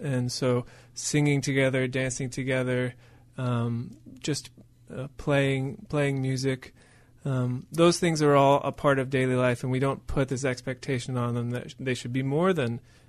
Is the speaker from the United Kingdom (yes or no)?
no; Venezuela; I grew up with tribes in Venezuela. My parents were doctors to a particular tribe called the Yupa tribe.